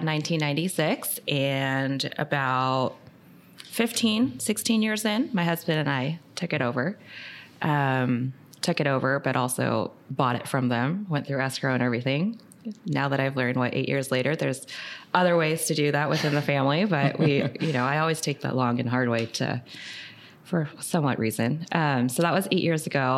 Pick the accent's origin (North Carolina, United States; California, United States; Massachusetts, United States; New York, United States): California, United States; Orange County; So born and raised in Orange County, been here all my life